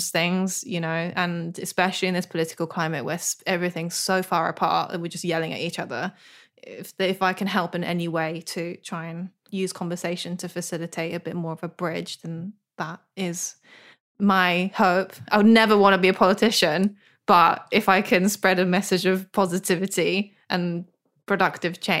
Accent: United Kingdom; I'm British too.

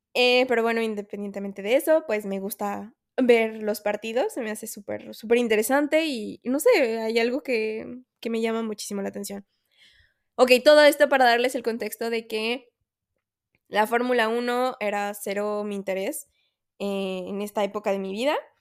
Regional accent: Mexico; soy mexicana

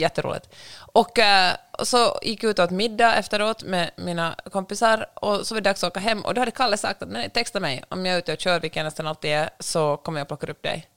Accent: Finland; accent: Finland-Swedish; noll problem med min finlandssvenska

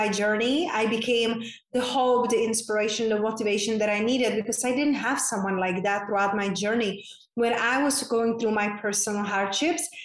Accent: Czechia; moved away; I grew up in a very small town in Czech Republic, hence that's my unpronounceable name and my accent is from

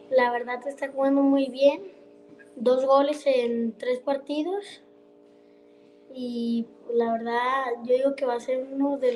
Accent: Tepatitlán, Jalisco, Mexico; soy de Tepatitlán.

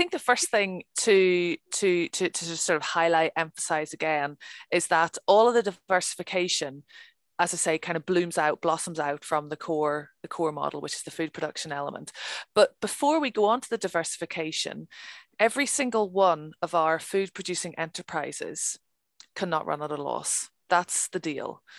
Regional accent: Ireland; Okay, I'm from Ireland. It's a national sport. It's what we do.

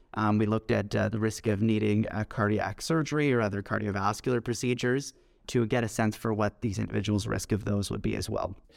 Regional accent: Toronto, Ontario, Canada; also born or lived in Scotland / Manchester, England / Hamilton, Ontario; I grew up in Toronto, in Canada

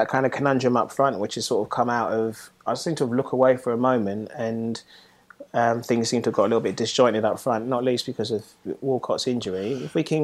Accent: Nigeria; being Nigerian

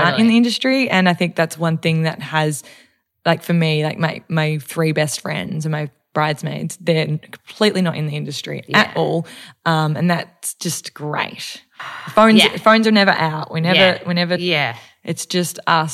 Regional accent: Melbourne, Victoria, Australia; I'm from Melbourne and you get to wear boots a lot

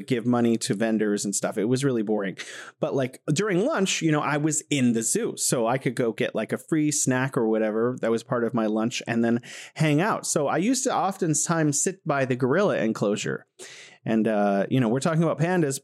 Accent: California, United States; moved away as an adult; now in Wuhan, China; I'm originally from the United States in California

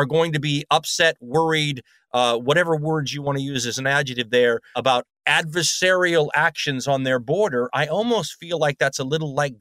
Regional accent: United States; as an American

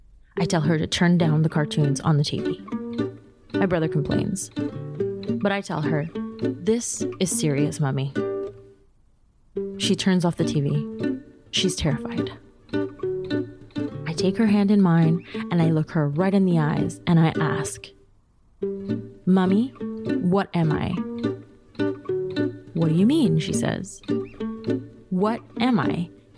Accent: New York City, New York, United States; moved away as an adult; now in Paris, France; I'm from Queens, so my passport is American, but I'm still a foreigner here because I'm Latina. My parents are Colombian, so my blood is Colombian, but not my passport. I moved to France in my 20s

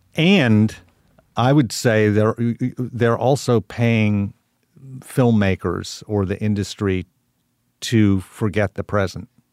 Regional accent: Tulsa, Oklahoma, United States; born or raised there

